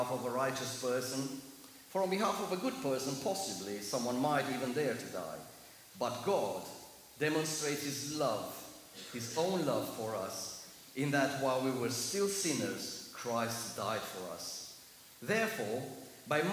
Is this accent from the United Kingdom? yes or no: no; Germany; accent: heavy German; English is a second language; moved away; Please excuse my heavy accent. It's not East European, it's German.